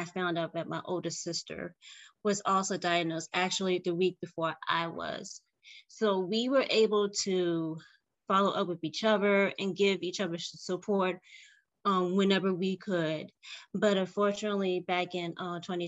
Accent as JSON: {"language": "English", "town": "Richmond", "region": "Virginia", "country": "United States", "said": "I am from Richmond, Virginia."}